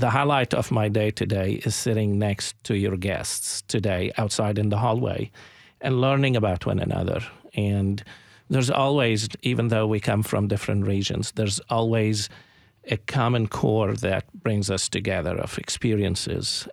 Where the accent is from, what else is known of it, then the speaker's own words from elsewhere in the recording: Jerusalem, Palestine; moved away as an adult; also born or lived in Little Rock, Arkansas / Columbia, Tennessee; now in United States; I grew up in Jerusalem